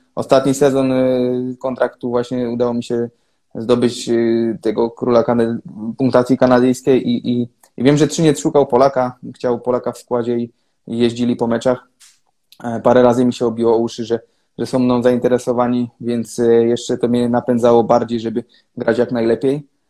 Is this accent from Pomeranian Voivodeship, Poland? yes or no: yes; Gdańsk, Pomeranian Voivodeship, Poland; also born or lived in Kraków; now in Třinec, Czech Republic; pochodzę z Gdańska, tam zaczynałem swoją, swoją przygodę z hokejem